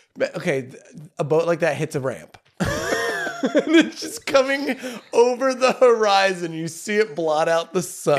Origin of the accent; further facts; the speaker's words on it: United States; I'm American